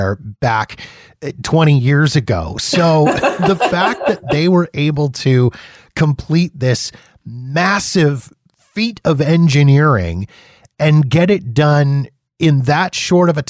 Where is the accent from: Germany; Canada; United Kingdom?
Canada; being Canadian